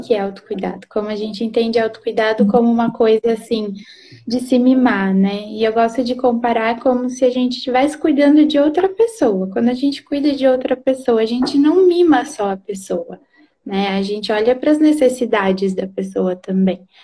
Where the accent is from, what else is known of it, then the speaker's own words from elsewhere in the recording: Londrina, Paraná, Brazil; moved away as an adult; now in Presidente Prudente, Brazil; moro em. sou de Londrina, né? Mas estou morando em Prudente agora.